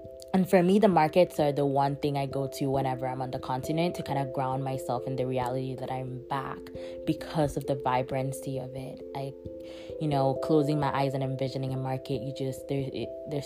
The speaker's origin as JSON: {"language": "English", "town": "Calabar", "region": "Cross River", "country": "Nigeria", "tie": "born or raised there", "moved": "yes", "lives_now": "Oakland, United States", "said": "the city I grew up in, Calabar"}